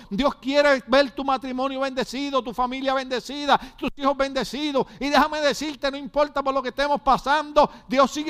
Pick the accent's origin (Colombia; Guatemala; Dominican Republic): Guatemala; moved away; Y desde que yo vine de Guatemala, todas las noticias que yo veo aparecen dos muertos todos los días en Escuincla.